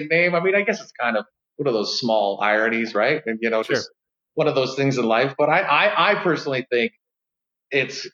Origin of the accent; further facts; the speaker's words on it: Vancouver Island, British Columbia, Canada; now in Calgary, Canada; I'm from Vancouver Island, Canada.